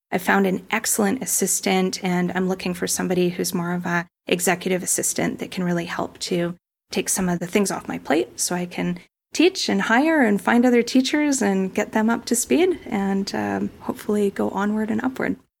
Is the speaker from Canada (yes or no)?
yes; Kelowna, British Columbia, Canada; moved away as an adult; now in Puerto Vallarta, Mexico; I grew up in Kelowna, British Columbia, Canada, and I've been living in Puerto Vallarta full-time since two thousand sixteen as an expat